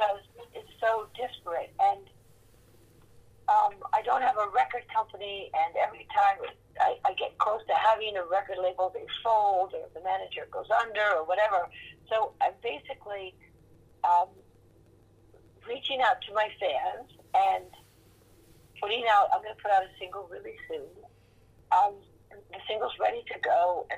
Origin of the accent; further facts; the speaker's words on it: New York, United States; moved away as an adult; also born or lived in California; a true born and bred Manhattanite